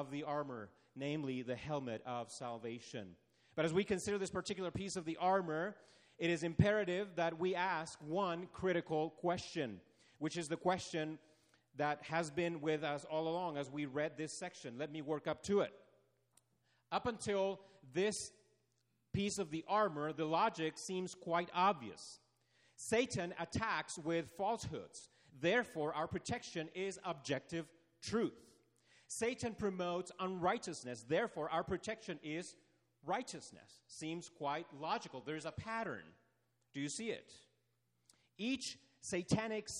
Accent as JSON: {"language": "English", "country": "Chile", "tie": "born or raised there", "moved": "yes", "said": "growing up in Chile how our schools would do earthquake drills."}